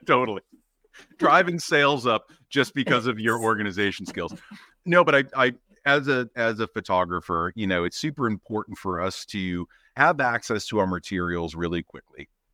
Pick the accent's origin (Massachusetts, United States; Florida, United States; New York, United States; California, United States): Massachusetts, United States; Boston; now in Maine, United States; growing up in Boston around the M I T area